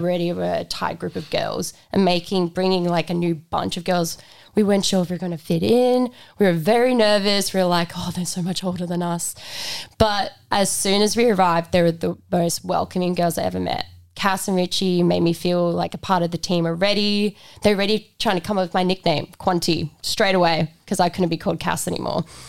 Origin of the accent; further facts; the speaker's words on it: South Africa; now in Australia; I'm from South Africa, so moving to Australia was a really big thing